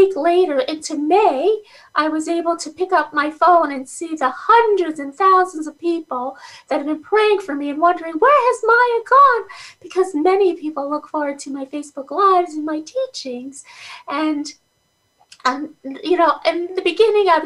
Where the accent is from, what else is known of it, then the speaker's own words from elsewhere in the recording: Guyana; also born or lived in Schenectady, New York; now in United States; I was born in Guyana, South America. I came to America in 1979 with my family